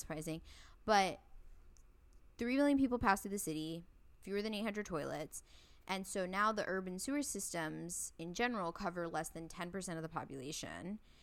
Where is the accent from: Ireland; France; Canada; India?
India; I'm from India